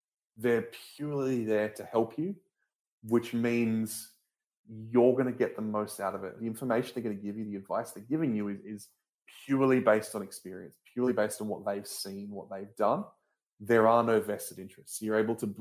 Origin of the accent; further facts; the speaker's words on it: Australia; I'm originally an Australian